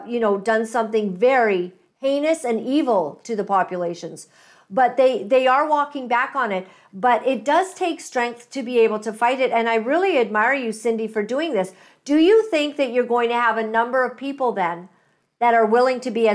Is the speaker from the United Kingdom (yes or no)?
no; Canada; You're basically going to stand your ground in what you know to be, I think, as a Canadian.